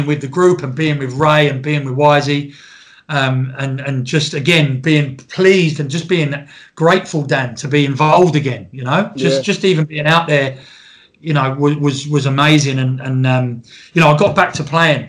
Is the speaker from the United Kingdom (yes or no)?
yes; Biggin Hill, London, United Kingdom; also born or lived in Harrow, London; I was actually born in Harrow. I was born in Middlesex in North London. And moved over to Biggin Hill when I was six.